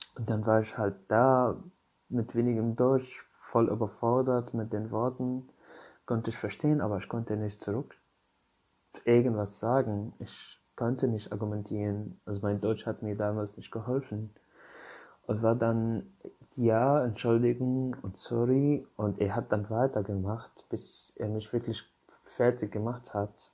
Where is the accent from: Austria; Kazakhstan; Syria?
Syria; German is a second language; now in Germany; Also ich komme aus Syrien